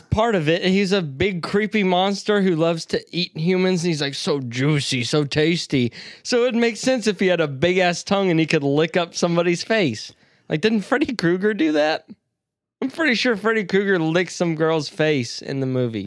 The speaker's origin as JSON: {"language": "English", "region": "the South", "country": "United States", "accent": "southern", "said": "I'm fucking from the South"}